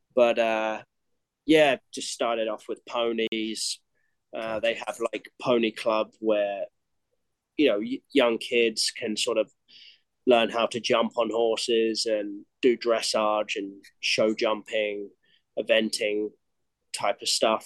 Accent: Cambridgeshire, East of England, United Kingdom; moved away as an adult; now in United States; I'm born and raised in Cambridgeshire, Great Britain

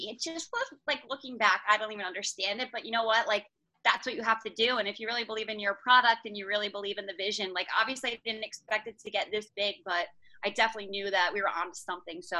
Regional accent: New Jersey, United States; I'm from New Jersey.

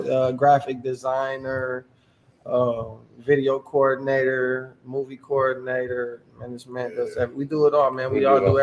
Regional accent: Lansing, Michigan, United States; I'm from the South Side, man. You know, I'm with Wainwright Elementary, you know what I'm saying? I'm from Fielding Drive and Churchill Downs.

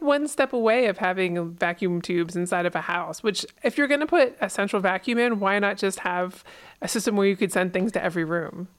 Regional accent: East Coast, United States; also born or lived in Pennsylvania; now in Alaska, United States; I'm from the East Coast

